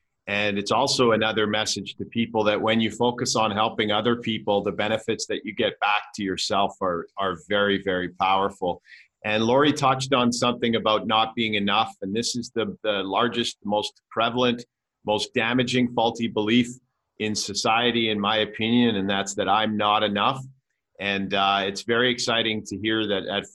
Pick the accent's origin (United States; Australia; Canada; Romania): Canada; I'm from Canada